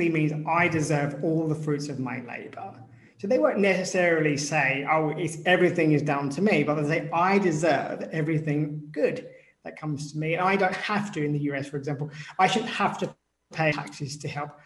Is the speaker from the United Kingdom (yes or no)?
yes; United Kingdom; I'm British